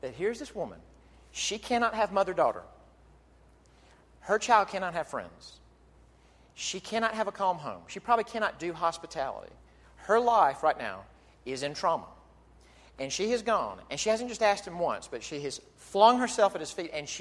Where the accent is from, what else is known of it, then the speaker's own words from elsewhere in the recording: Jackson, Mississippi, United States; my hometown of Jackson, Mississippi.